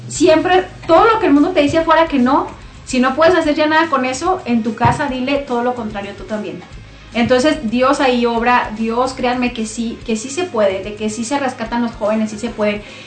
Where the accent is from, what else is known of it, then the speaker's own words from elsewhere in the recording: Namiquipa, Chihuahua, Mexico; moved away as an adult; now in Clovis, United States; yo soy originaria de Chihuahua, de un municipio que se llama Namiquipa, no sé si se me nota el acento